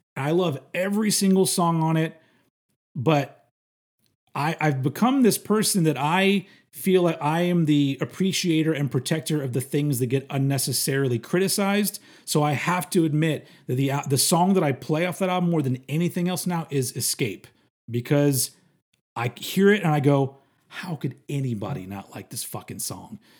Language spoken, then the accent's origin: English; United States; I'm American